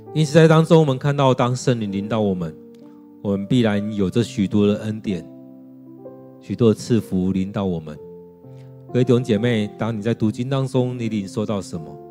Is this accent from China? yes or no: no; Taiwan; 在我们台湾人当中，我们超级害怕死亡的